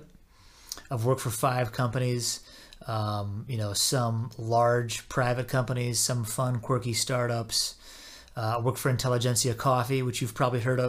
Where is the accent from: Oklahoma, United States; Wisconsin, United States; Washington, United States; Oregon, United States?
Washington, United States; Southwest; moved away as an adult; also born or lived in Algona, Iowa / Ames, Iowa / Kansas / Chicago; now in Minneapolis, United States; Moved there when I was in fifth grade, stayed there until I graduated high school